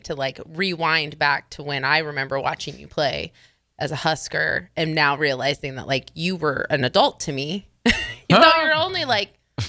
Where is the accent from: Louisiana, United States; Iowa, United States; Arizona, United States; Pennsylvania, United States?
Iowa, United States; Yes, I grew up in Iowa. I was born in Iowa.